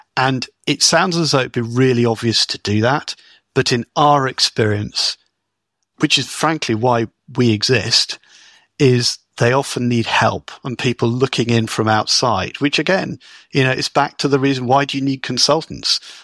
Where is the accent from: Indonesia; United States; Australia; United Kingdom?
United Kingdom; as a Brit